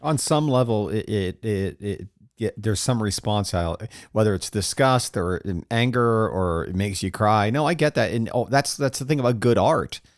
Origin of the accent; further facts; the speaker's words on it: Florida, United States; I grew up in Florida